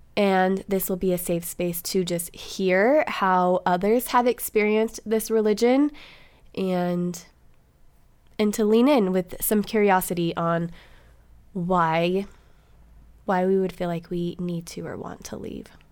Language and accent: English; Montana, United States; moved away; also born or lived in California; I went to school from, like, third grade till seventh grade in Montana.